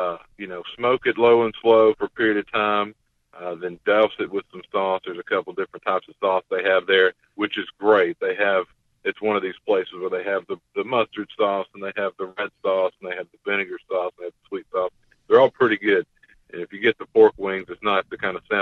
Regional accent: Texas, United States; my home state of Texas

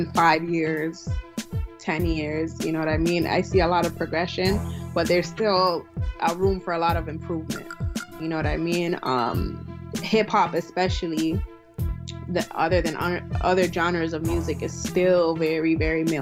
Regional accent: Toronto, Ontario, Canada; also born or lived in Buffalo; I'm from Toronto, born and raised, from a Nigerian background.

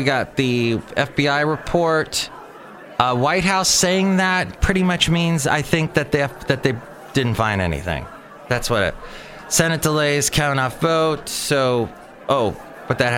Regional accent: California, United States; also born or lived in the South (US); I lived in the South for 2 years, but I was born and raised in California where we usually speak quickly.

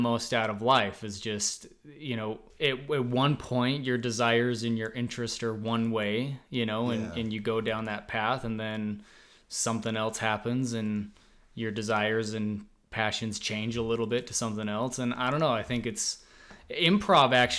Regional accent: Leeds, Utah, United States; now in St. George, United States; growing up in Leeds

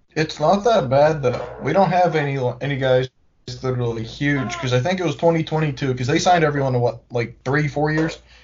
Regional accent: Pittsburgh, Pennsylvania, United States; We are from Pittsburgh, Pennsylvania

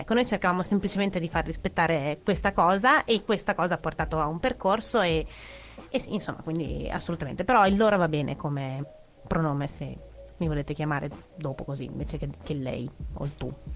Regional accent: Modena, Emilia-Romagna, Italy; io sono di Modena

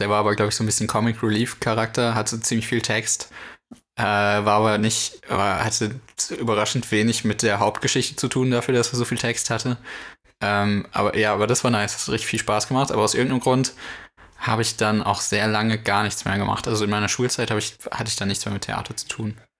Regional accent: North Rhine-Westphalia, Germany; ich komme aus NRW.

